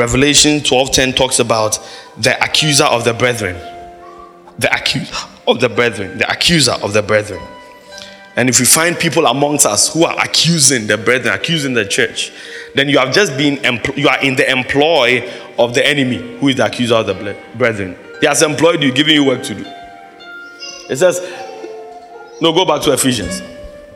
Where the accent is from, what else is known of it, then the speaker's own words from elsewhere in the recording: Accra, Greater Accra, Ghana; growing up in Mamprobi